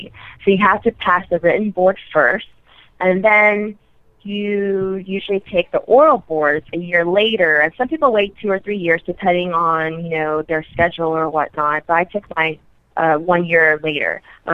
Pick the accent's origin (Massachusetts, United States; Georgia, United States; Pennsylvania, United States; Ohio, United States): Georgia, United States; Atlanta; moved away as an adult; also born or lived in New York City; now in Houston, United States; I'm originally from Atlanta, so I moved back home